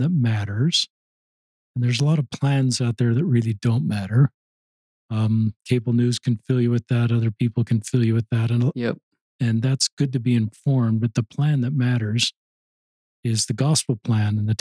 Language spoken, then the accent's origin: English; Cottonwood High School area, Salt Lake Valley, Utah, United States; where I grew up in Cottonwood High School, it's a commuter high school. It's right in the middle of the valley.